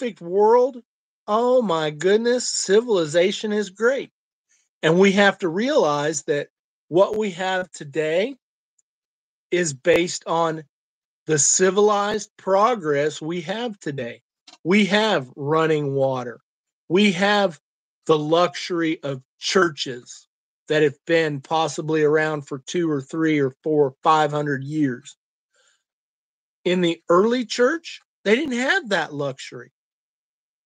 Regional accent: Illinois, United States; now in Kansas, United States; I grew up in Illinois where we actually said Arkansas

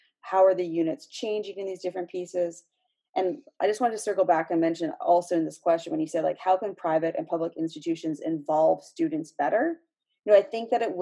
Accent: just outside of Toronto, Ontario, Canada; I grew up just outside of Toronto

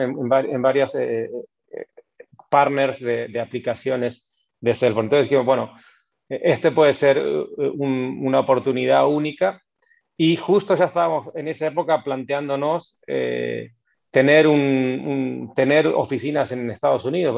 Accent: Necochea, Buenos Aires Province, Argentina; moved away as an adult; also born or lived in Mar del Plata, Argentina / Madrid, Spain; now in Spain; soy, de Necochea, pero hacía varios años que vivía en Mar del Plata

